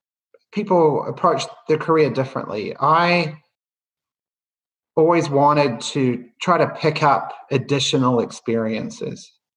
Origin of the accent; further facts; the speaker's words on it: New Zealand; moved away; I you can probably tell by the accent, or I think it's softening, but I grew up in New Zealand, and you know, at a somewhat early age, realized that in a country of what was then 4 million people, you know, the opportunities were a little limited